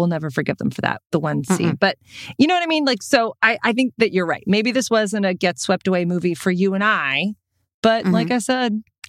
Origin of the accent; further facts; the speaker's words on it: Texas, United States; also born or lived in South Dakota; That is not a thing ever in Texas where I grew up or in South Dakota where I grew up.